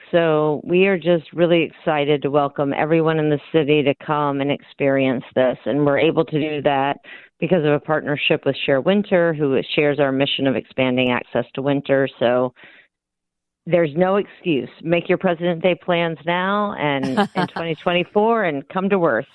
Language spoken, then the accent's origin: English; Louisiana, United States; now in Minnesota, United States; I grew up in Louisiana. I moved here for the winter.